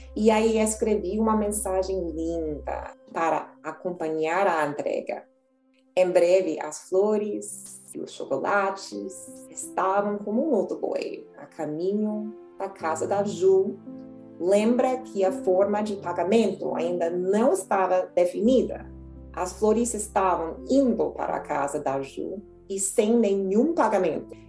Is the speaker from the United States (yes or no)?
yes; United States; Portuguese is a second language; eu era estadunidense